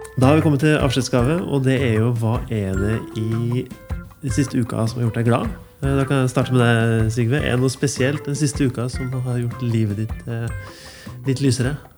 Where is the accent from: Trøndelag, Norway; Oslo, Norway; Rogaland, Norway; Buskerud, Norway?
Trøndelag, Norway; Ytterøya; Jeg kommer fra Ytterøya, og det er masse vann